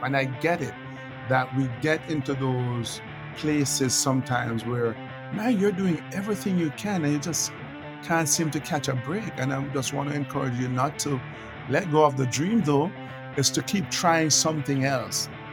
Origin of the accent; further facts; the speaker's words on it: Kingston, Jamaica; moved away as an adult; now in United States; I'm I'm Jamaican. I was born and raised in Jamaica